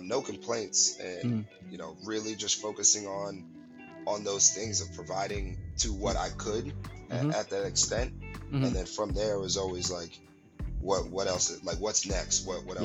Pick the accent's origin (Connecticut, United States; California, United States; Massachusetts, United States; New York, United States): New York, United States; Albany; moved away as an adult; also born or lived in Brooklyn, New York / Brownsville, Brooklyn; now in San Leandro, United States; born in Brooklyn, raised upstate in Albany